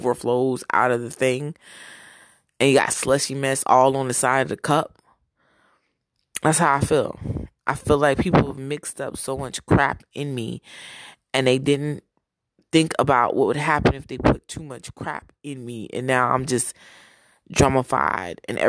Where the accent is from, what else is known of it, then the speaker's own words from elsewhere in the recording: Browns Mills, New Jersey, United States; moved away; also born or lived in Newark, New Jersey / Broward, Florida / Daytona Beach, Florida; I was born in Newark, New Jersey, raised in Browns Mills, New Jersey